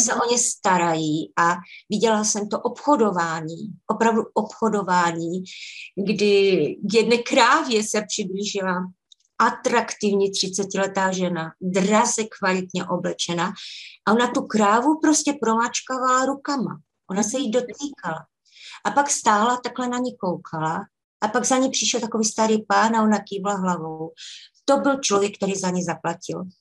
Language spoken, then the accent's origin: Czech; Czechia; moved away as an adult; now in Scotland, United Kingdom; byla jsem tam já jako hvězda z České republiky, protože eh, tím, že jsem Češka